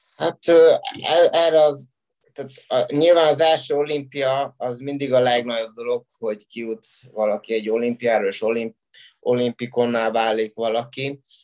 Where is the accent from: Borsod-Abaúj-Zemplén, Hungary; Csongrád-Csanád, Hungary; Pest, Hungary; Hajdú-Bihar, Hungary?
Borsod-Abaúj-Zemplén, Hungary; Miskolc; mert én Miskolci vagyok, méghozzá Diósgyőri gimnáziumban jártam